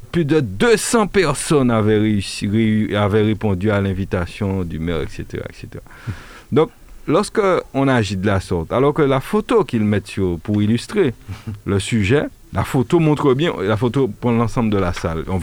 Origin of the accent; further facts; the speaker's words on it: Martinique, France; J'ai du mal à imaginer un Français euh, y compris euh, en Martinique, puisque nous sommes français